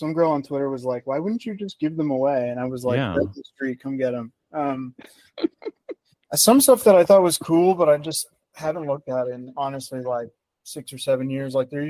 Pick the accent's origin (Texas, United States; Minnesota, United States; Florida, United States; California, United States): Texas, United States; I'm from Texas